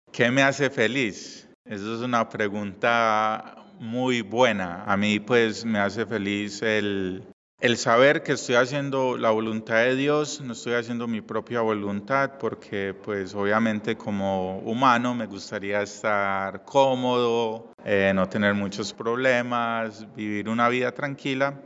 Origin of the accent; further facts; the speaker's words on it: Medellín, Antioquia, Colombia; moved away; yo vengo de Colombia, de Medellín.